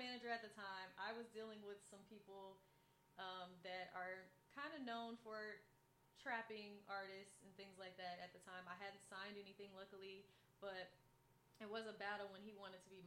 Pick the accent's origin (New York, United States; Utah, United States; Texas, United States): Texas, United States; Fort Worth; moved away as an adult; also born or lived in Houston, Texas / Dallas, Texas; I'm originally from Fort Worth, Texas. So this is home for me.